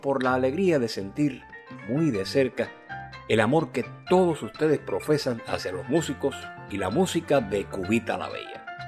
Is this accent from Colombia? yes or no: no; Cuba; la música de mi tierra